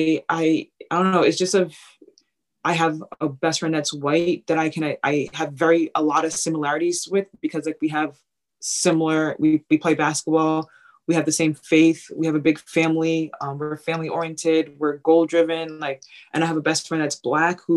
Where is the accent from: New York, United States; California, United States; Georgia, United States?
New York, United States; Long Island; moved away as an adult; now in Iowa, United States; I'm a Nigerian African-American, you know, that lives in Long Island.